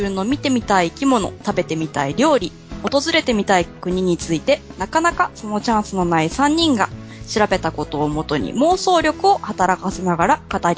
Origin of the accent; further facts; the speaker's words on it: Kansai, Japan; accent: Kansai dialect; moved away as an adult; そのうち関西弁じゃない言葉話し出すかもしれな